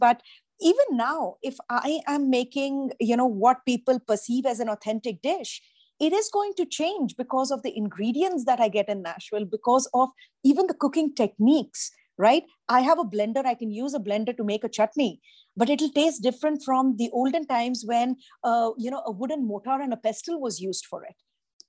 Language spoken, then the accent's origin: English; India; moved away; I grew up in India. To me, Italian food was that, right? Till the time I came over here